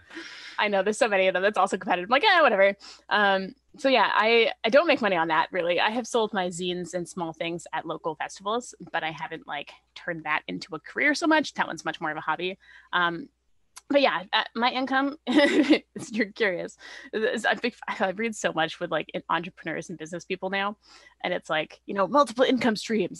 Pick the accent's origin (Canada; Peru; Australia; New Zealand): Canada; also born or lived in Vancouver; I'm Canadian, so I'm, I'm pretty fairly settled here.